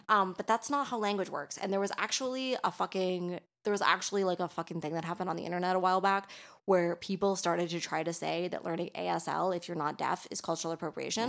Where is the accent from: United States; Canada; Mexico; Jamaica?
Canada; Toronto, Ontario; now in Quebec, Canada; I'm from Toronto, and Toronto is, like, a really fucking multicultural city.